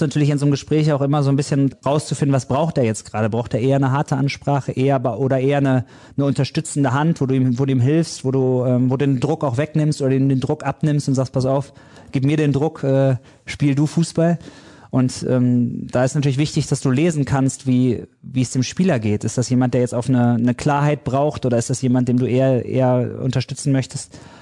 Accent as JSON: {"language": "German", "town": "Dortmund", "region": "North Rhine-Westphalia", "country": "Germany", "said": "ich komme aus Dortmund"}